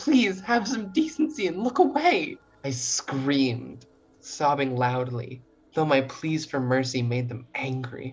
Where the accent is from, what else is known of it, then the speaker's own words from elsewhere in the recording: Rosse, New Brunswick, Canada; moved away as an adult; now in Toronto, Canada; I'm not from Toronto. I come from a very small town called Rosse, New Brunswick